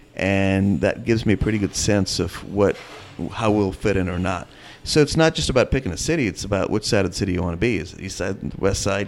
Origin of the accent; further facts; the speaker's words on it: India; also born or lived in North Carolina; now in American South, United States; I'm from India and I happen to live in the South